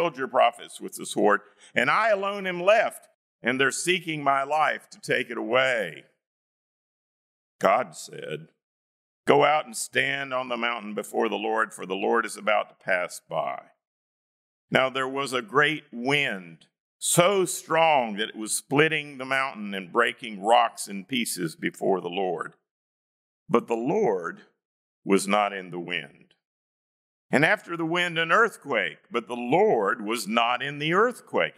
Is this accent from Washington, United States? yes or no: no; North Carolina, United States; When I was growing up in North Carolina